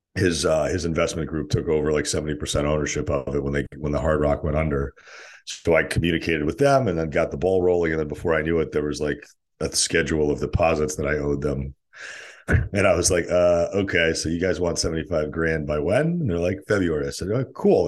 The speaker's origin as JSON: {"language": "English", "town": "Cheshire", "region": "Connecticut", "country": "United States", "tie": "born or raised there", "also_born_or_lived": "Saint Petersburg, Russia / New Haven, Connecticut / Stamford, Connecticut", "moved": "as an adult", "lives_now": "San Diego, United States", "said": "Cheshire, where I grew up, and then moved back down"}